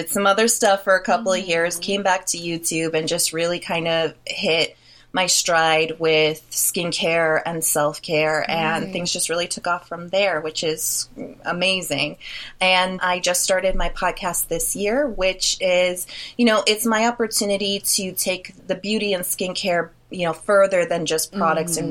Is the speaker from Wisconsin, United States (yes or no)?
yes; Milwaukee, Wisconsin, United States; I am from Milwaukee, Wisconsin, hometown to Jeffrey Dahmer